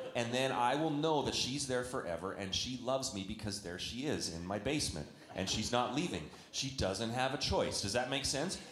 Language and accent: English; Canada; now in United States; I'm a Canadian.